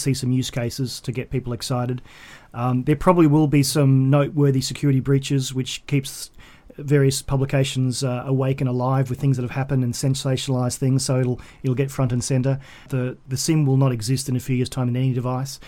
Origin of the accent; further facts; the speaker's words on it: Australia; moved away; back in my hometown